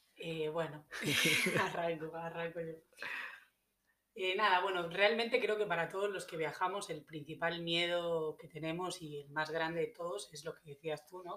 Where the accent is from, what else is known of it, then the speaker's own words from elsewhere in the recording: Galicia, Spain; moved away as an adult; also born or lived in Ibiza / New Zealand / United States; now in Australia; yo soy española, vengo del noroeste de España, de Galicia